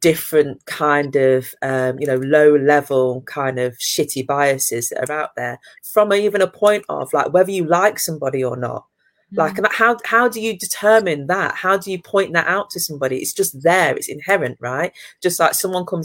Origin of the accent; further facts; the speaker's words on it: Leicester, East Midlands, United Kingdom; I'm from Leicester, you know, so therefore it was multicultural